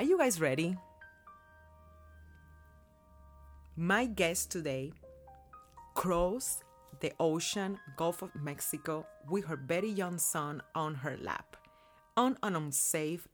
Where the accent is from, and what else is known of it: Cuba; born or raised there; now in United States